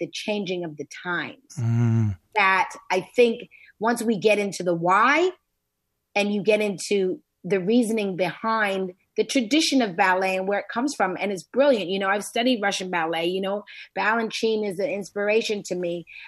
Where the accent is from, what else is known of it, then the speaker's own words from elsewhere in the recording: Canada; moved away as an adult; Canada. I was born in Canada